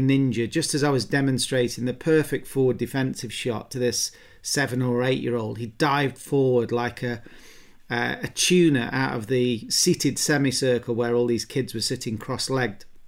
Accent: England, United Kingdom; accent: English; my English accent

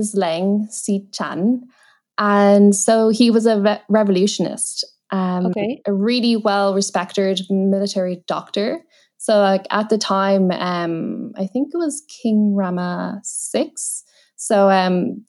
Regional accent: Ireland; initially growing up a bit difficult to fit in, like in kind of like Irish schools

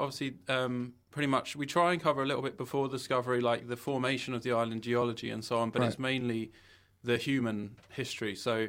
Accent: England, United Kingdom; moved away as an adult; now in St. Helena; I'm English

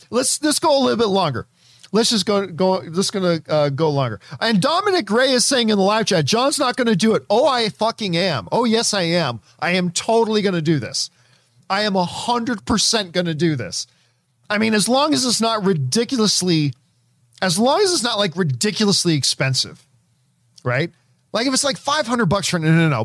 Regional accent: Canada; I'm Canadian and, and Italian

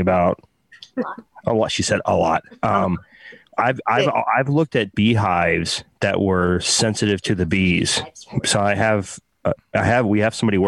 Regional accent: Texas, United States; I'm from Texas

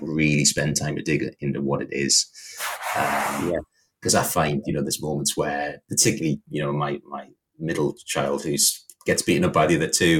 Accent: the Northeast, North East England, United Kingdom; I was from the Northeast, um, quite a, um, I don't know, like a tough environment to grow up

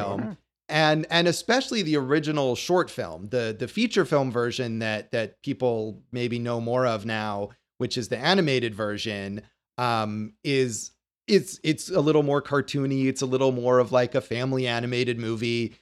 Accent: Las Vegas, Nevada, United States; born or raised there

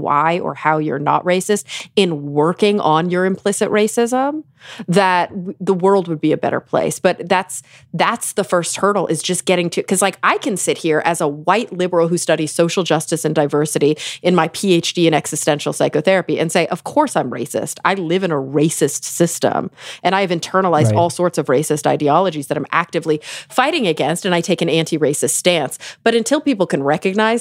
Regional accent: Texas, United States; now in Los Angeles, United States; I'm born and raised in Texas and my parents still live in Texas

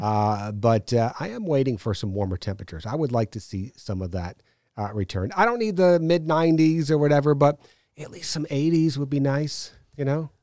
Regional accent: New York, United States; now in Savannah, United States; I took a trip back to New York, uh, last week to see my parents

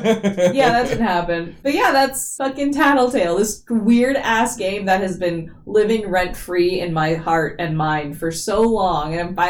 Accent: the Bay Area, California, United States; I grew up in the Bay

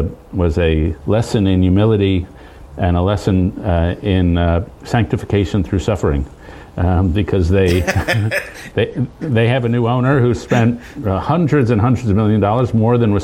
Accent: New York City, New York, United States; I grew up in Lower Manhattan

